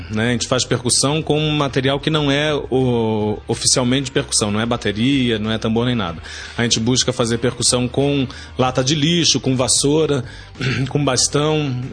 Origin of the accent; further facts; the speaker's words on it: Rio de Janeiro, Brazil; now in Curitiba, Brazil; eu sou carioca, é, eu moro em Curitiba há 23 anos